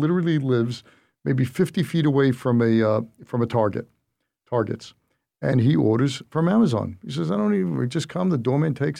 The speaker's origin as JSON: {"language": "English", "country": "United States", "said": "I'm American"}